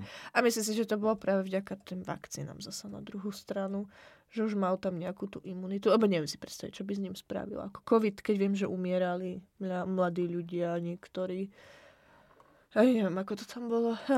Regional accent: Slovakia; now in Czech Republic; ja budem to brať ako zo Slovenska, aj keď žijem v Česku

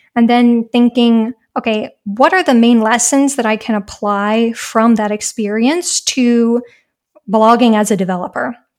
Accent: United States; moved away as an adult; now in Germany

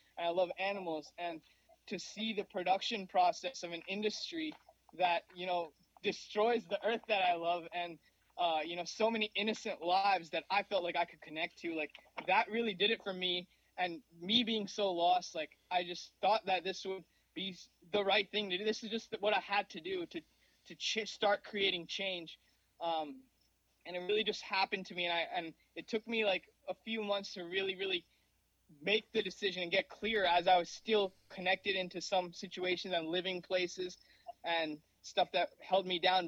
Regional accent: New Jersey, United States; also born or lived in Mumbai, India; I grew up in Mumbai, India till I was 4 years old. That's where I was born. And now I'm 23, living in New Jersey. I've been living here since I was four in the United States

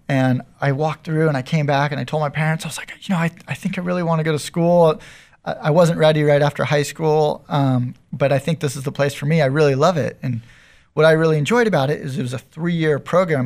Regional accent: San Diego, California, United States; I grew up in North County. I grew up in Carmel Valley

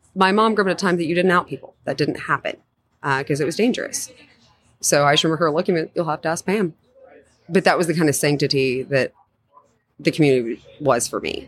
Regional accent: Oklahoma, United States; growing up in Oklahoma

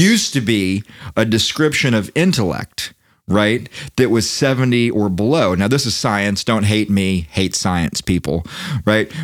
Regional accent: Daytona Beach, Florida, United States; I'm from Daytona Beach

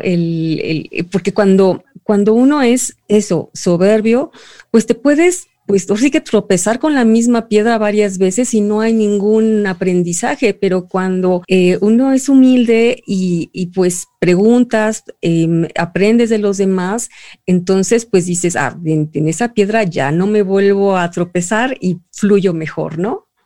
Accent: Mexico; en este momento somos tres mexicanos

